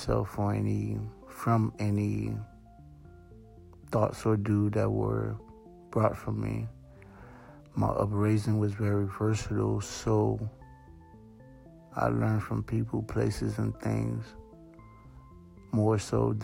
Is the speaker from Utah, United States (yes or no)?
no; Broward County, South Florida, United States; also born or lived in Haiti / Georgia / New York; I was born in South Florida, Broward County to be exact. At 6 months old, I was I took a trip to IET. From there, I stayed till I was 8. From 8, I was sent back home, I guess, to Broward County. Spent pretty much the first 18 years directly living